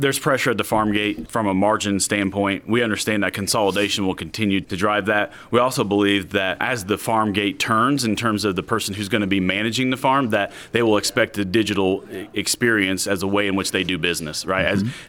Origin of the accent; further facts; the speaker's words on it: Central Indiana, United States; also born or lived in Knox County, Indiana; I grew up in Central Indiana, graduated from Purdue University, met my lovely bride when I was in college, and we live on her family farm in southwest Indiana.